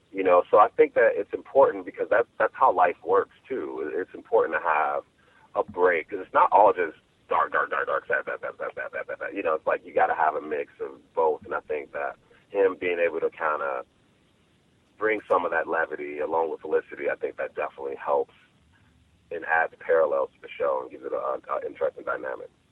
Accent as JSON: {"language": "English", "town": "Chicago", "region": "Illinois", "country": "United States", "tie": "born or raised there", "said": "my hometown of Chicago"}